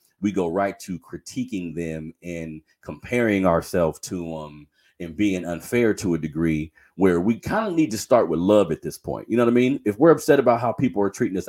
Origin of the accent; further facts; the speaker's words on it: Sacramento, California, United States; a lot of the men that I grew up with in Sacramento, I am in Sacramento, California, for everybody that's listening elsewhere. I've been saying that that's my home city, South Sacramento to be exact.